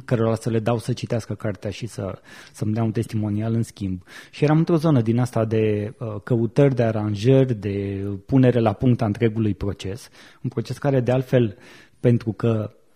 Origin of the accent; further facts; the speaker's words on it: Buzău, Buzău County, Romania; moved away as an adult; now in Bucharest, Romania; eram la Buzău, de unde sunt eu, și anul următor m-am uh, mutat în București